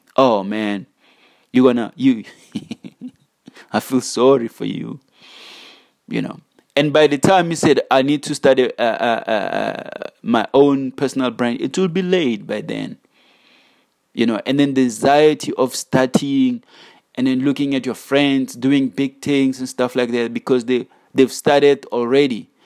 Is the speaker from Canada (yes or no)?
no; South Africa; as South African youth